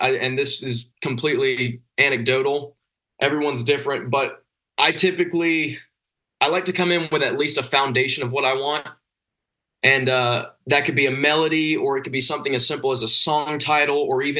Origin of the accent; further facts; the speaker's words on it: Georgia, United States; February 22nd, we start off in my home state of Georgia. We're playing in Isle 5 in Atlanta.